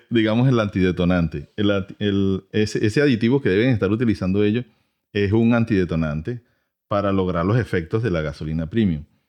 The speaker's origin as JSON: {"language": "Spanish", "country": "Venezuela", "moved": "yes", "lives_now": "United States", "said": "yo soy de Venezuela, este, en mi país"}